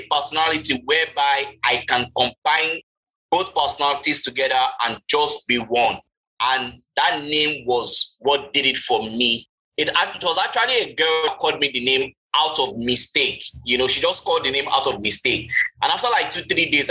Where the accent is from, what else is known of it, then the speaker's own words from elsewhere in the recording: Lagos, Nigeria; I grew up in Festac Town